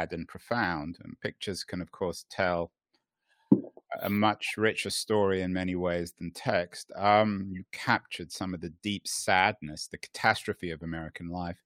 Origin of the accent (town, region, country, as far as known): United Kingdom; moved away